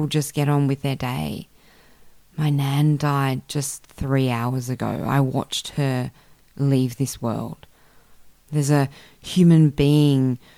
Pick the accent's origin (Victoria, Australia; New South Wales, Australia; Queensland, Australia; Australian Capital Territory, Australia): Australian Capital Territory, Australia; Canberra; now in Sydney, Australia; I grew up in Canberra, which is a nice, neat little city